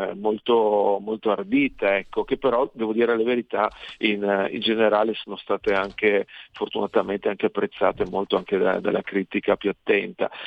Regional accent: Pieris, Friuli-Venezia Giulia, Italy; Pieri, dove sono nato io nel, nel Monfalconese

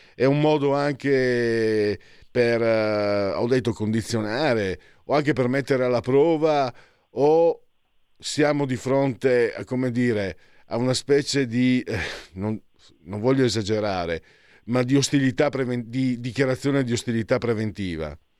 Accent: Friuli-Venezia Giulia, Italy; dalle mie parti in friulano

